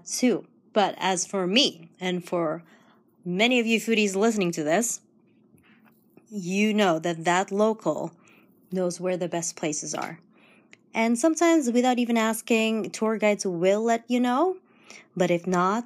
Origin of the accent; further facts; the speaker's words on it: Toronto, Ontario, Canada; I'm from Toronto